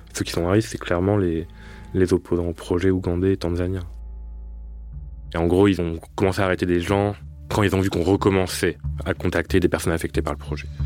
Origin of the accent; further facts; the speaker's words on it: France; En tant que Français